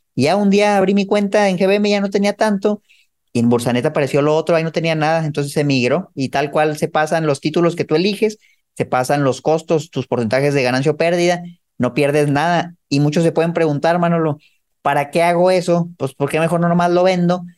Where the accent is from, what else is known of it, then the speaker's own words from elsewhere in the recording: Mexico; moved away as an adult; also born or lived in United States; cuando yo me mudé de Estados Unidos de vuelta a México